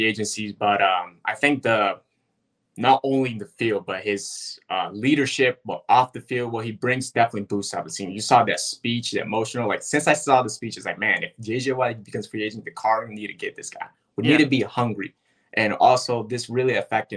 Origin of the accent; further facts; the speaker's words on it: Japan; moved away as an adult; now in United States; I'm originally from Japan. Then I moved here in 2018.